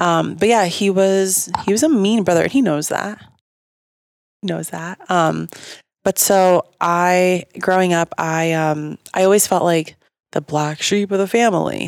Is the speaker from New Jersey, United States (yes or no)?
yes; Bergen County, New Jersey, United States; moved away; I got three malls in my hometown